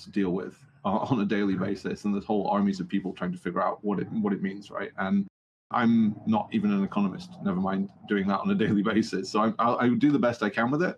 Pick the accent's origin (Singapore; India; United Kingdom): United Kingdom; I'm from the United Kingdom